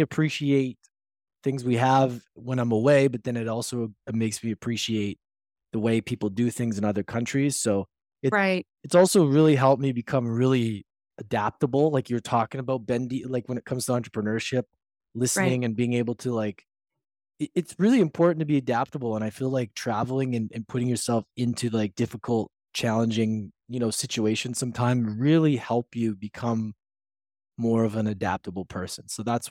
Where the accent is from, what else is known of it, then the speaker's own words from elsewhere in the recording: Canada; also born or lived in Edmonton; I'm Canadian